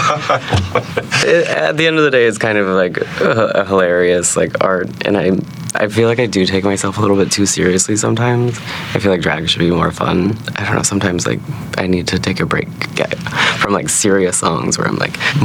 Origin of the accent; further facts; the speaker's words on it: Anchorage, Alaska, United States; moved away as an adult; I grew up in Anchorage, Alaska, and I moved here when I was 18